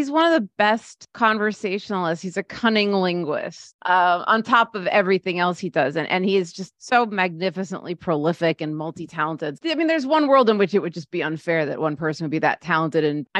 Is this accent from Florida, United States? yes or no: no; Scarsdale, New York, United States; I grew up in Scarsdale.